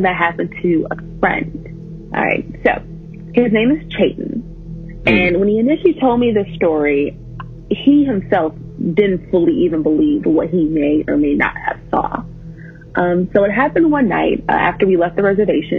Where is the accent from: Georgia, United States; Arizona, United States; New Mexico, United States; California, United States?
New Mexico, United States; I'm 19 and I'm from New Mexico